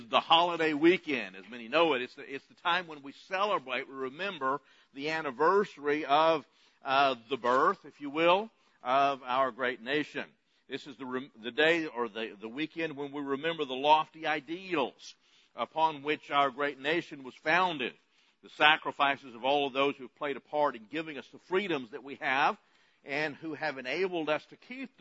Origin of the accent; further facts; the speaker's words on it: United States